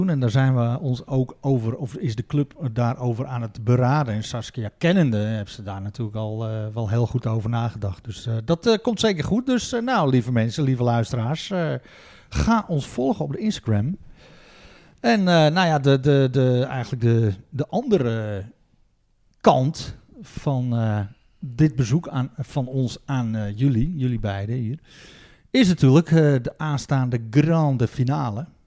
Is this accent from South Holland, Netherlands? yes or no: no; Oudendijk, North Holland, Netherlands; born or raised there